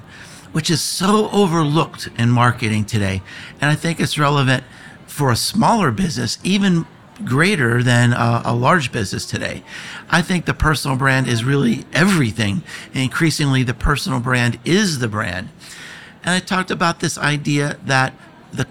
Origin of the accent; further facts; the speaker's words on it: United States; I am from America